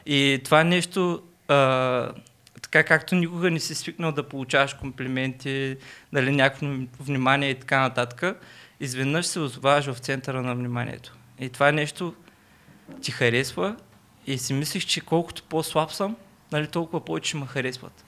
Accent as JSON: {"language": "Bulgarian", "town": "Burgas", "region": "Burgas Province", "country": "Bulgaria", "accent": "Burgas", "moved": "as an adult", "lives_now": "Sofia, Bulgaria", "said": "от град Бургаса"}